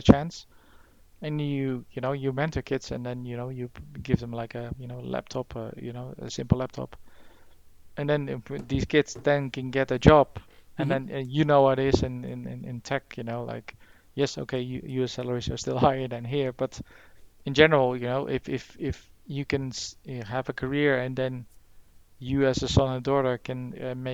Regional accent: Netherlands; now in United Kingdom; originally from the Netherlands myself

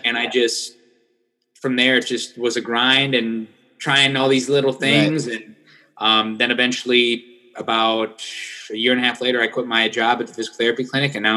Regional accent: Iowa, United States; moved away as an adult; now in South Florida, United States; I'm actually from Iowa, as you can see this over here. Yeah. I got my Iowa banner. So I'm from Iowa. And then that's where I went to school

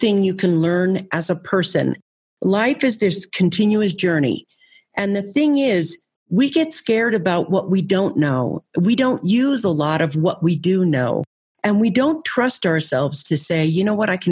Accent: San Francisco, California, United States; I grew up in California. I lived in San Francisco

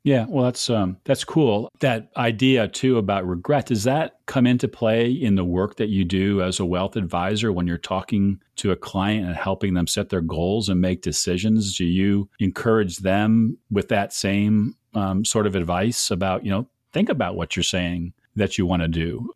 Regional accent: Cleveland, Ohio, United States; my loyalty to Cleveland comes from being born and raised there

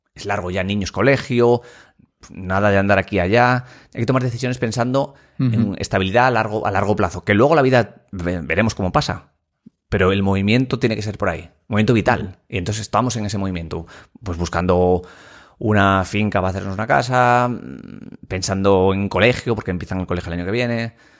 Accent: Asturias, Spain; also born or lived in Madrid / Gijón; somos asturianos

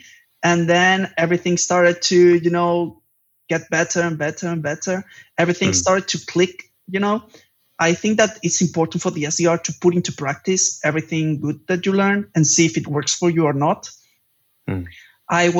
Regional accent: Palma, Balearic Islands, Spain; moved away as an adult; now in Barcelona, Spain; I just moved from my hometown, that is Palma de Mallorca, to Barcelona

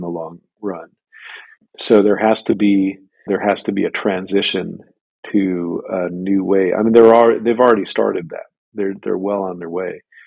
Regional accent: Boston, Massachusetts, United States; now in China; I come from Boston

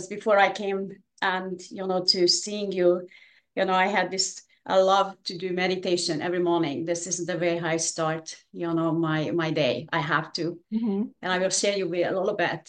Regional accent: Hungary; English is a second language; moved away as an adult; now in United States; I was born in Hungary.

